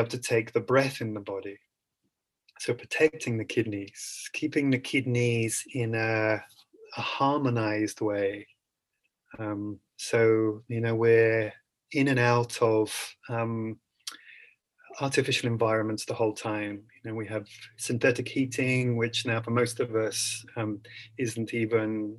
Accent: England, United Kingdom; I'm naturally from England

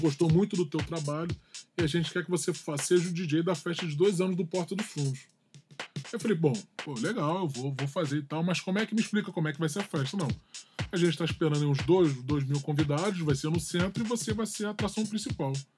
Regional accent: Rio de Janeiro, Brazil; natural do Rio de Janeiro, carioca da gema

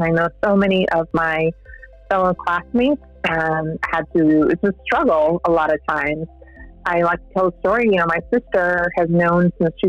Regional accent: El Paso, Texas, United States; moved away as an adult; also born or lived in South Bend, Indiana; I live in El Paso, Texas, currently. That's where I was born and raised

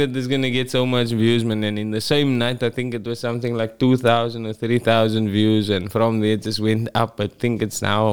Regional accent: Cape Town, Western Cape, South Africa; I'm from Parkwood, aka KroBars.

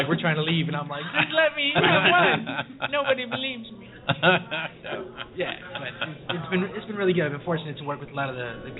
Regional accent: Chicago, Illinois, United States; You know, I'm not from New York. I'm from Chicago.

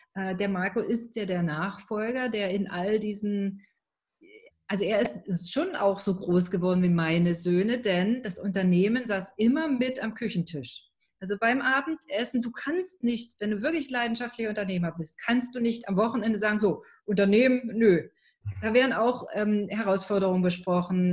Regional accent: East Germany, Germany; bin ich in einer klassischen Arbeitnehmerfamilie groß geworden im Osten von Deutschland

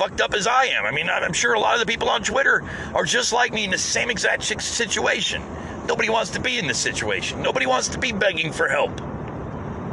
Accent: United States; as an American

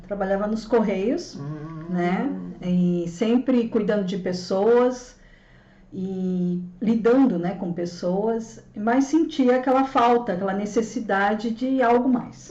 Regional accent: São Paulo, Brazil; Sou, sou nascida aqui em São Paulo, né? Cresci aqui.

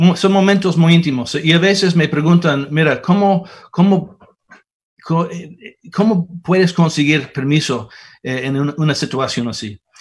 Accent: United States; aquí en mi país

